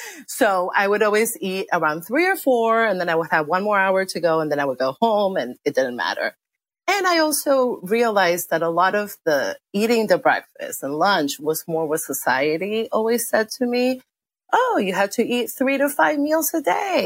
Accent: Argentina; now in DC area, United States; My parents are Argentinian. I grew up in Argentina.

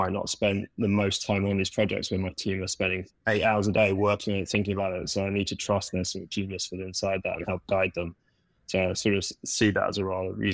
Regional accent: London, United Kingdom; moved away as an adult; now in New York, United States; can probably hear my accent. I'm not originally from New York, from the small little town of London back in the UK

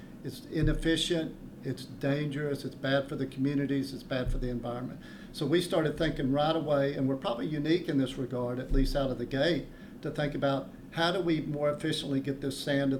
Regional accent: Midland, Texas, United States; now in Austin, United States; I grew up in Midland, and we've been operating and working in the Permian for over 30 years now

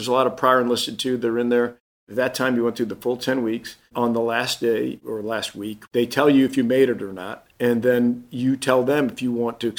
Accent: Fort Polk, Louisiana, United States; born there; even though I was born in Fort Polk, Louisiana. My dad was in the Army.

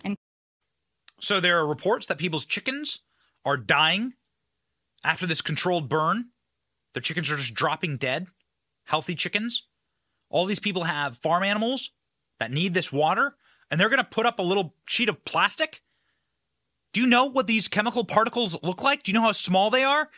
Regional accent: Solon, Iowa, United States; this exact community, Solon, Iowa, right, was where I was raised

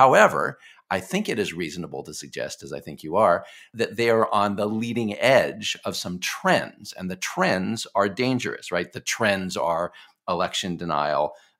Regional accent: Texas, United States; I am from Texas.

